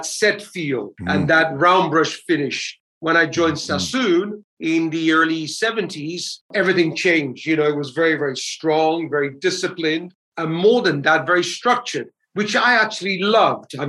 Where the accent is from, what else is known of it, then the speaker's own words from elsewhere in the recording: England, United Kingdom; also born or lived in Vallo, Campania, Italy; I'm Italian. I think I was 8 years old when we emigrated to England from South Italy. So I was born in South Italy, south of Naples, in a small town called Vallo